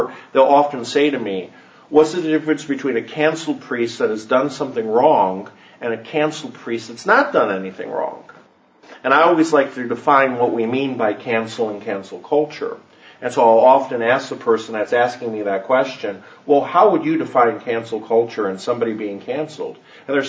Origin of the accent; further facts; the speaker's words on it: Chicago, Illinois, United States; I'm originally from Chicago